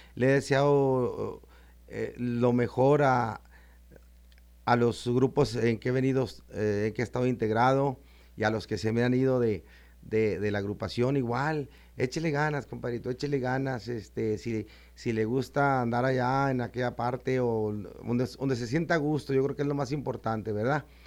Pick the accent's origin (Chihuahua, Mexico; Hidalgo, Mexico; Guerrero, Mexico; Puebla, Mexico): Chihuahua, Mexico; yo soy lo norteño, lo norteño hasta el tope de, de Chihuahua, Chihuahua